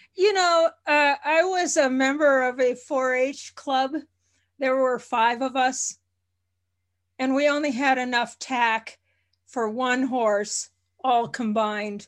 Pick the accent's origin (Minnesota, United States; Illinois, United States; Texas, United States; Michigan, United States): Minnesota, United States; moved away; I was born about five miles from Canada, uh, and, and, uh, initially lived in Minnesota on a farm